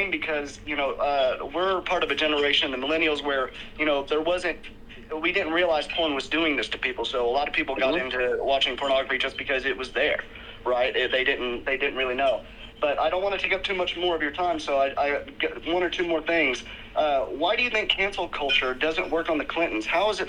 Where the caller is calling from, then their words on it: Tennessee, United States; from Tennessee.